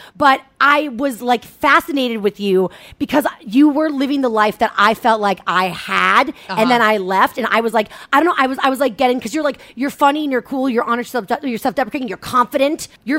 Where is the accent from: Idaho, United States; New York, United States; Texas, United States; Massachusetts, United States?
Massachusetts, United States; Cohasset; I'm from Cohasset. There's no R, so I can't do it.